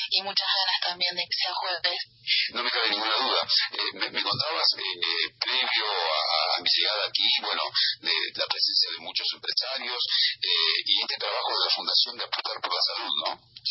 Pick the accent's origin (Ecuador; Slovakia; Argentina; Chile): Argentina; como argentino